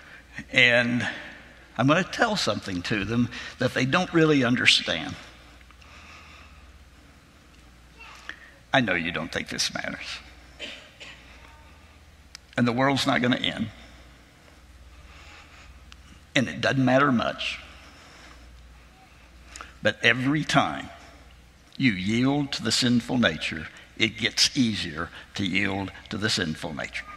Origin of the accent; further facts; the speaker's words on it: Arkansas, United States; my home state of Arkansas